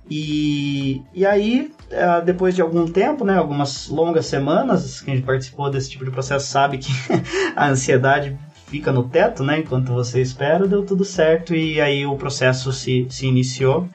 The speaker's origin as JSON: {"language": "Portuguese", "town": "São Roque", "region": "São Paulo", "country": "Brazil", "tie": "born or raised there", "moved": "as an adult", "lives_now": "Kraków, Poland", "said": "eu sou da região do interior de São Paulo, né? Originalmente eu nasci em São Roque, é ali 60 quilômetros de, de São Paulo"}